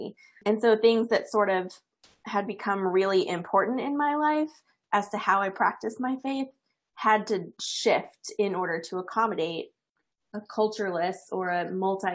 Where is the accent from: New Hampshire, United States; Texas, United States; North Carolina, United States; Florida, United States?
Texas, United States; east of Dallas; I grew up in the Bible Belt of America. I'm from east of Dallas originally